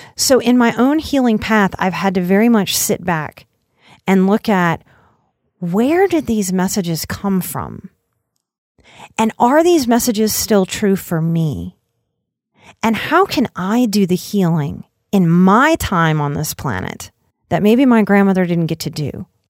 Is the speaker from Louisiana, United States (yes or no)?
yes; Southern Louisiana, United States; growing up in Southern Louisiana